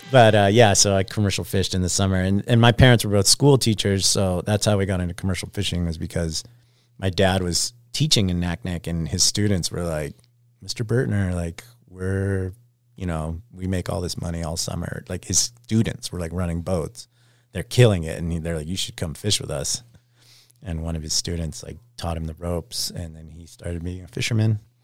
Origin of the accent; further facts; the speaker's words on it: Anchorage, Alaska, United States; Anchorage, Alaska, just outside of the city